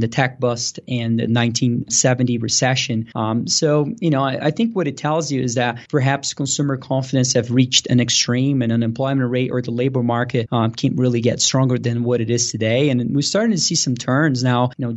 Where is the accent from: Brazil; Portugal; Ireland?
Brazil; moved away as an adult; now in Denver, United States; I was born and raised in Brazil and moved here to the U.S. to play tennis in college back about 10 years ago. And I moved here to Denver